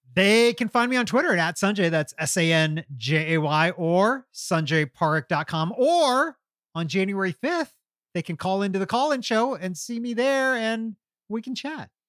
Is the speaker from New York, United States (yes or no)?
no; Kentucky, United States; now in Atlanta, United States; when I was growing up in Kentucky